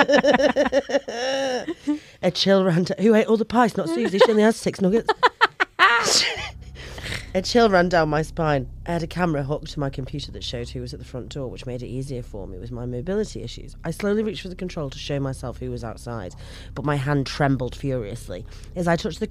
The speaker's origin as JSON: {"language": "English", "region": "England", "country": "United Kingdom", "accent": "English", "said": "my English accent."}